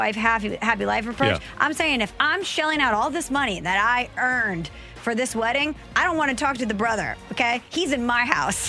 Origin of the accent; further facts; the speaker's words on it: St. Louis, Missouri, United States; my dad is from the St. Louis area. My mom is from New Jersey. I grew up in the St. Louis area. Just because my mom is from New Jersey, I did not grow up a Yankee fan here in St. Louis.